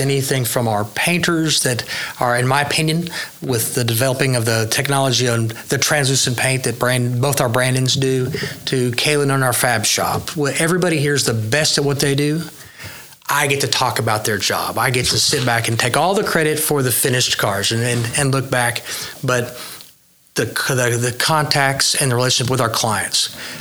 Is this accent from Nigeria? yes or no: no; Midwest City, Oklahoma, United States; also born or lived in Yukon, Oklahoma; So I'm from Midwest City. Okay. Um, from my my family had car dealerships